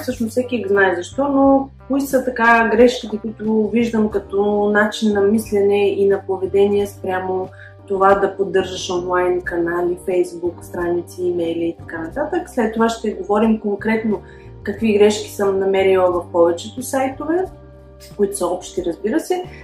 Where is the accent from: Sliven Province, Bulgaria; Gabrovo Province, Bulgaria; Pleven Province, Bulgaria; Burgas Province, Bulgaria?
Pleven Province, Bulgaria; Pleven; moved away as an adult; now in Barcelona, Spain; от Плевен съм, но живея в Барселона от 2009 година, вече 11 е година.